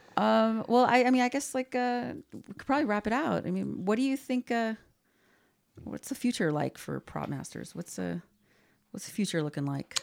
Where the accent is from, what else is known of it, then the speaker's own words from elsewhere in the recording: Glendale, California, United States; we grew up in Glendale